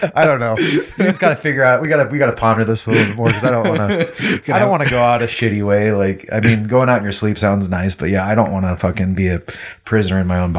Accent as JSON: {"language": "English", "town": "Vancouver", "region": "Washington", "country": "United States", "tie": "born or raised there", "also_born_or_lived": "Missouri / California", "said": "I was like, oh, well, we're from Vancouver. And they're like, oh, Canada. I'm like, bro, for real? Right, well, it was like, it was founded before Vancouver, BC. Jesus. But I spent most of my life there"}